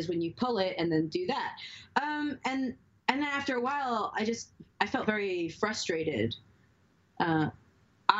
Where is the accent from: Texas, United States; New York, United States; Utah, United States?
New York, United States; New York City; I grew up in the Bronx.